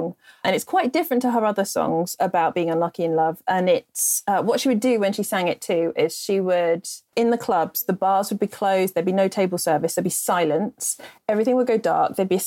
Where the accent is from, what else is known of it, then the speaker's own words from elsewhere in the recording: England, United Kingdom; accent: repressed English; my repressed English accent